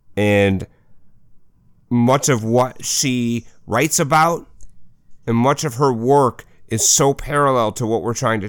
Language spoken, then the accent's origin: English; Minnesota, United States; accent: Minnesota; I have the worst Minnesota accent.